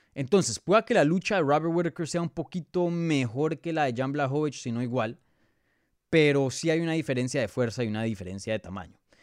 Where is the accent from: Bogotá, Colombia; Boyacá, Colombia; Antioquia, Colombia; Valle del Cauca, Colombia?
Bogotá, Colombia; now in United States; yo soy de Bogotá, yo soy nacido, criado en Bogotá, pero hoy día vivo en los Estados Unidos